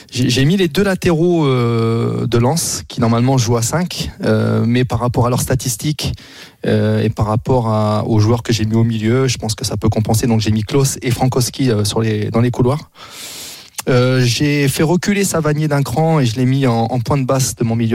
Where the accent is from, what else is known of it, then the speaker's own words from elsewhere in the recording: Picardy, Hauts-de-France, France; moi, je suis Picard de base, donc on n'est pas très loin.